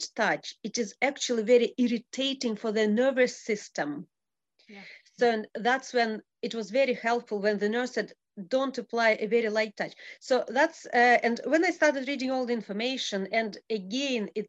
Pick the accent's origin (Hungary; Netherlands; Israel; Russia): Russia; moved away as an adult; also born or lived in Abu Dhabi; now in Scotland, United Kingdom; I was born in Russia, and I moved to Abu Dhabi